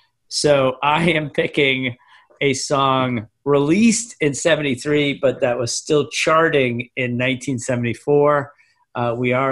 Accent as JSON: {"language": "English", "town": "Scituate", "region": "Massachusetts", "country": "United States", "tie": "born or raised there", "said": "I grew up in the most Irish town in America?"}